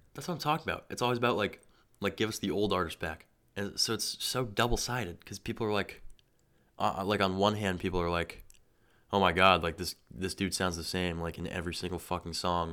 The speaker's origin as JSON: {"language": "English", "region": "Massachusetts", "country": "United States", "tie": "born or raised there", "said": "I loved growing up in Massachusetts."}